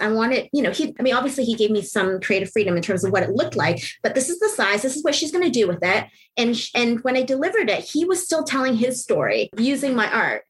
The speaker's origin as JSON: {"language": "English", "country": "Canada", "said": "I'm not American, I'm Canadian"}